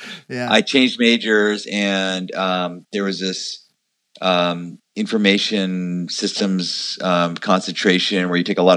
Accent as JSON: {"language": "English", "area": "Long Island", "region": "New York", "country": "United States", "tie": "born or raised there", "said": "I grew up in New York. I'm from Long Island originally."}